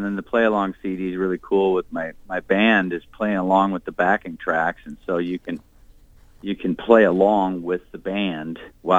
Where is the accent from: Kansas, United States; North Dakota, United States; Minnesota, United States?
Minnesota, United States; Minneapolis; also born or lived in Plymouth / Wayzata; Yeah, actually, I was born in Minneapolis. And grew up my first early years in South Minneapolis and then out to the Plymouth, Wayzata area when my parents moved out there